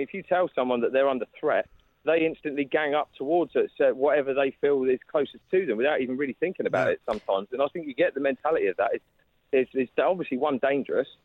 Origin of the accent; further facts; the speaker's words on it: Southampton, South East England, United Kingdom; I'm from Southampton predominantly. That's not really a very integrated city. Well, it is now, but, I mean, when we were growing up, we just had a big Sikh population